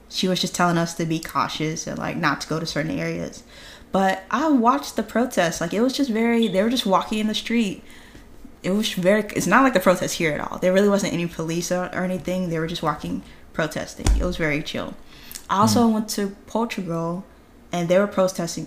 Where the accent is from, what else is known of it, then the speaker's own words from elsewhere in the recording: United States; I'm from America